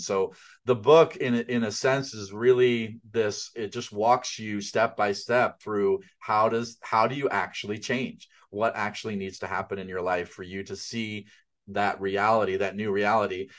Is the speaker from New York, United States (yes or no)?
yes; outside of New York City, United States; I grew up outside of New York City